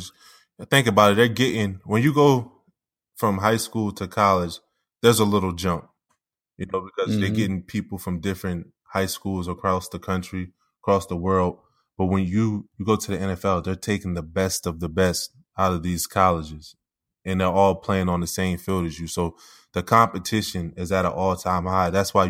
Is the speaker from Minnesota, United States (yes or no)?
no; Wilmington, Delaware, United States; when I was growing up in Wilmington, Delaware